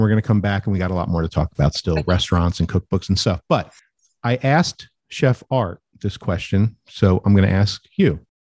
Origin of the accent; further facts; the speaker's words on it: New Jersey, United States; When I was a kid, I'm from New Jersey, and we would go to a campground for the summer